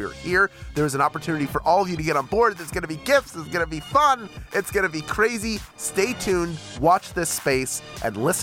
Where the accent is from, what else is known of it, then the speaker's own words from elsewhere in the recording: Philadelphia, Pennsylvania, United States; moved away; also born or lived in Montgomery County, Pennsylvania; I was born and raised for the first half of my life in the Northeast.